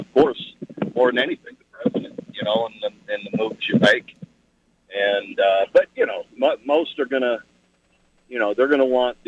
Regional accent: Ohio, United States; moved away; also born or lived in Oklahoma; I'm from Ohio

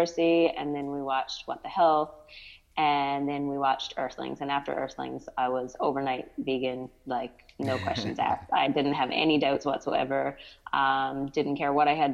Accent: Newfoundland and Labrador, Canada; moved away as an adult; now in Ontario, Canada; I'm originally from Newfoundland, Canada. Mm-hmm. Lived there my whole life for the first 30 years, and now I'm living in Ontario, Canada.

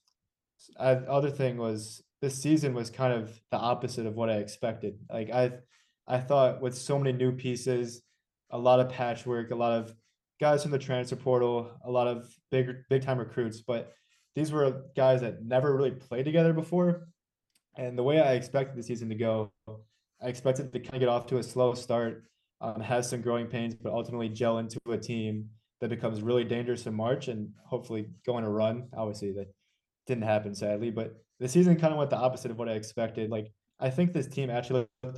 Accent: Chicago, Illinois, United States; accent: Chicago; my Chicago accent

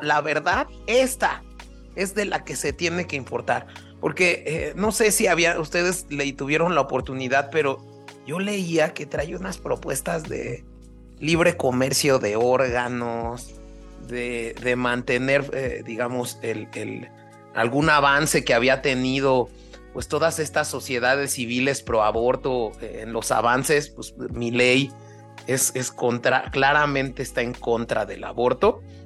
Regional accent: Mexico; como un mexicano común y corriente

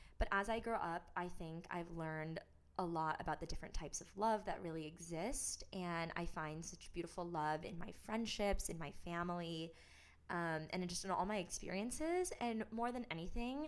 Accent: Troy, Michigan, United States; I was born and raised in Troy, Michigan

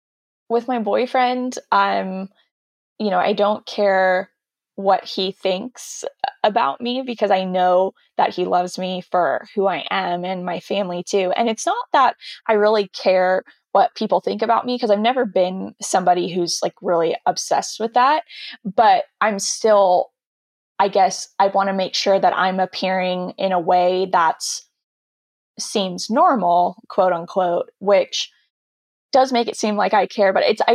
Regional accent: California, United States; Yeah, and I said, yeah, from the South of California, not the actual South, because apparently they thought I had a Southern accent, which I don't hear at all.

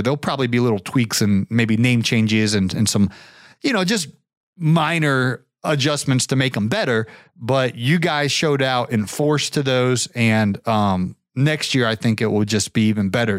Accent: Atlanta, Georgia, United States; as we say in Atlanta, free ninety-nine when something's free

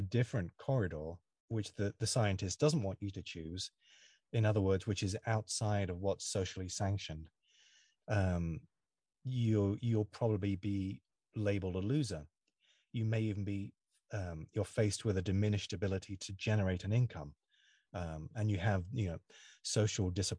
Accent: United Kingdom; now in United States; I live in the USA, even though I'm British

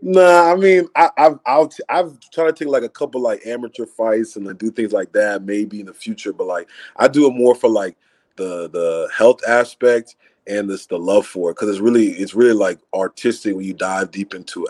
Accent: Acworth, Georgia, United States; also born or lived in Atlanta, Georgia; I'm originally from uh, Atlanta, Georgia. Grew up in Acworth, Georgia.

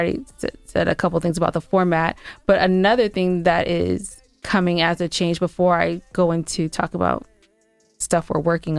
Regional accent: San Gabriel Valley, California, United States; moved away as an adult; also born or lived in Inglewood, California / Inland Empire, California / Atlanta area, Georgia; now in Georgia, United States; I'm actually from California. I was born in Inglewood. I was raised in the San Gabriel Valley.

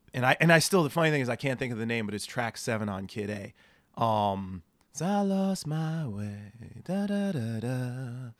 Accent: New Jersey, United States; moved away as an adult; also born or lived in Boston; now in San Diego, United States; I grew up in New Jersey, went to school in Boston

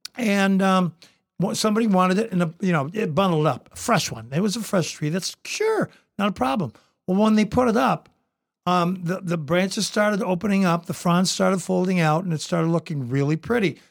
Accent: Toledo, Ohio, United States; also born or lived in Southern California; I came from Southern California. I was born, I came back, uh, into Toledo, Ohio.

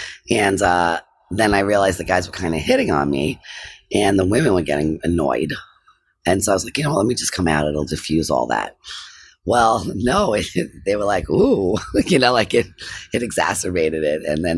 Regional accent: New York City, New York, United States; I live on Morton Street, which looks very much like where I grew up in Park Slope, you know?

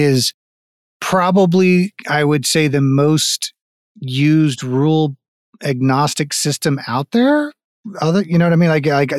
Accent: Fort Pierce, Florida, United States; also born or lived in Orlando; now in Austin, United States; I grew up in Fort Pierce before moving out to Texas. So I and then was back in Orlando for a couple years.

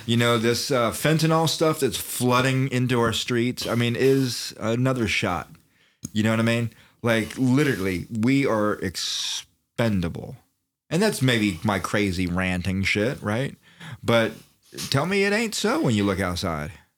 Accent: Daytona Beach, Florida, United States; I'm from Daytona Beach, which is not country, right?

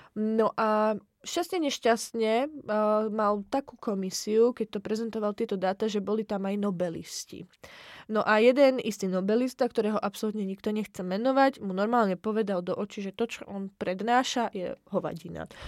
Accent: Slovakia; now in Czech Republic; ja budem to brať ako zo Slovenska, aj keď žijem v Česku

